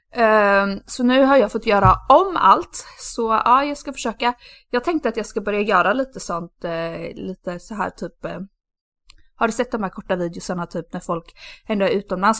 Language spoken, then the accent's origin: Swedish; Sweden; moved away; min eh, bästa killkompis som jag har i, eh, i Sverige som jag alltid umgås med när jag är hemma